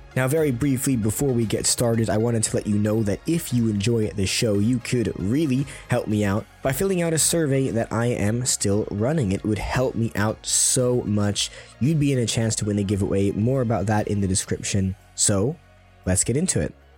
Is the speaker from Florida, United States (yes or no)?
no; California, United States; now in London, United Kingdom; I'm, I'm from California as well